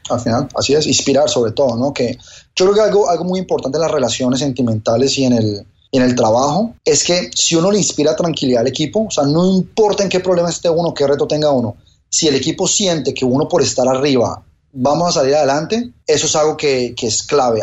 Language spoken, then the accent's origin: Spanish; Colombia; now in Miami, United States; Yo soy colombiano en Miami